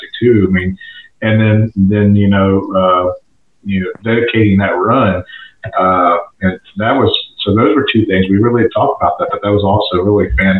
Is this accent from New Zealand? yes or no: no; Florida, United States; growing up as I grew up in Florida. I was born and raised Native Floridian